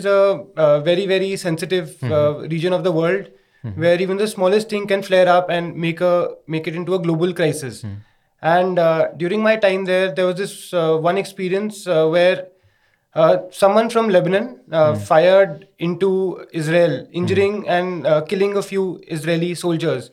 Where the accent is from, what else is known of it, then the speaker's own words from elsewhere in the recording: Delhi, India; I was born and brought up in Delhi.